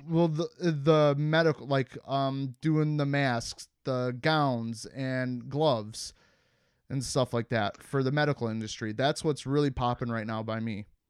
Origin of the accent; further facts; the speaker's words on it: Cleveland, Ohio, United States; moved away; where I grew up in Cleveland